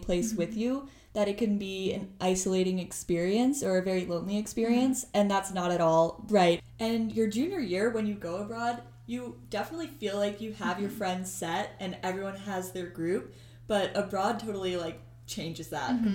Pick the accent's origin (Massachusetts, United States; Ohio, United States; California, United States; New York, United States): New York, United States; Long Island; moved away as an adult; I'm originally from Long Island, New York, but here I live in Pascagoula West Hall.